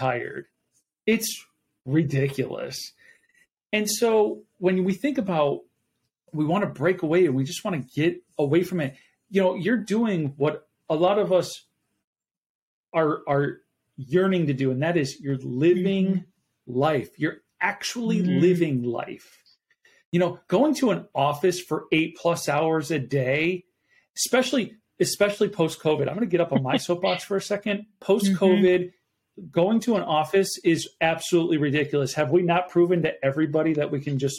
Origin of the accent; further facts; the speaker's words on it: Buffalo, New York, United States; now in Arizona, United States; I'm originally from Buffalo, New York